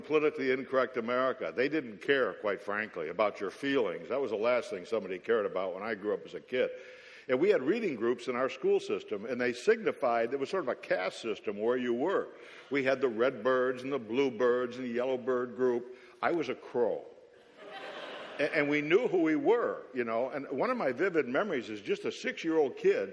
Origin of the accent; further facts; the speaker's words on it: Williamsville, New York, United States; I grew up in Williamsville, New York, which is a suburb of Buffalo, New York